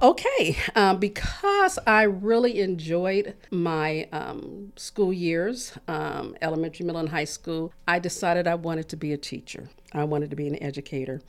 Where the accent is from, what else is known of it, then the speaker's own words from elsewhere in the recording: Michigan City, Indiana, United States; moved away as an adult; now in Muncie, United States; I really enjoyed growing up in Michigan City.